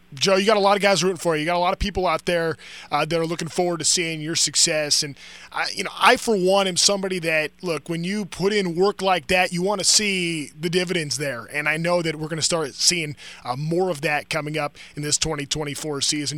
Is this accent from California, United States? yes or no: yes; Anaheim, California, United States; also born or lived in Fullerton / Orange; I was born um, in Fullerton. I grew up in Anaheim.